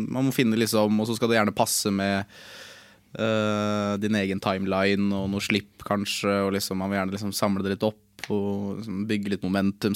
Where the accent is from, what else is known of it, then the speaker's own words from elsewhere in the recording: Lillestrøm, Akershus, Norway; Jeg er jo fra Lillestrøm, jeg er fra gatene